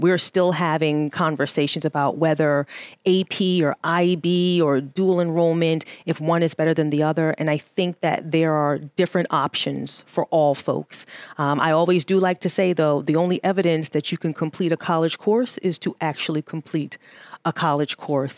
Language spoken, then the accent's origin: English; New York City, New York, United States; moved away; I am originally from New York City